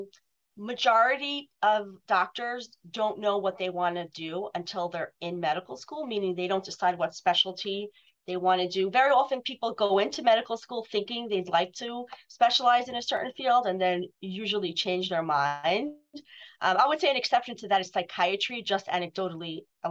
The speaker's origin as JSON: {"language": "English", "town": "New York City", "region": "New York", "country": "United States", "tie": "born or raised there", "said": "both my parents had offices in the home where I grew up in Brooklyn."}